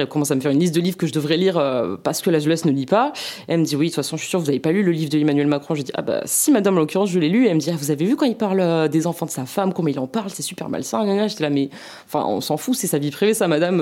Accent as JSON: {"language": "French", "town": "Mont-de-Marsan", "region": "Nouvelle-Aquitaine", "country": "France", "moved": "yes", "said": "je viens de Mont-de-Marsan"}